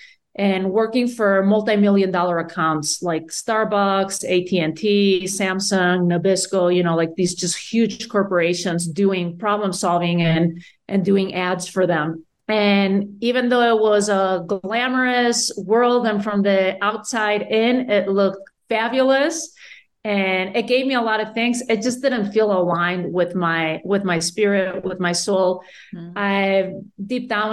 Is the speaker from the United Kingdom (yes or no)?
no; Spain; moved away as an adult; now in United States; Born and raised in Spain, I came to the U.S., when I was in my 20s for college